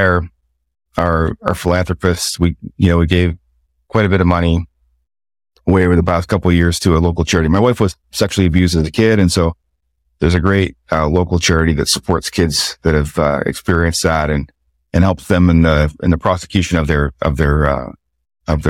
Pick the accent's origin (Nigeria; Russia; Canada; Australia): Canada; the Maritimes; growing up in the Maritimes